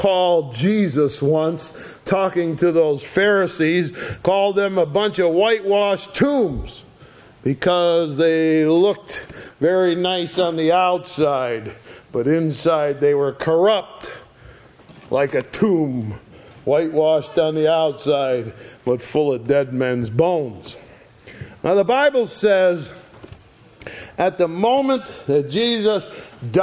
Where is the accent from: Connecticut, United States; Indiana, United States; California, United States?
Connecticut, United States; Sharon; I was born in Connecticut, in a little town called Sharon.